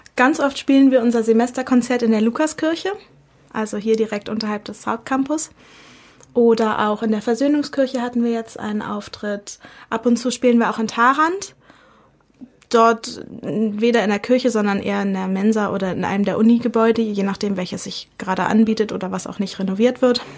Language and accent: German; Berlin, Germany; moved away as an adult; now in Dresden, Germany; Ich komme ursprünglich aus Berlin und bin zum Medizinstudium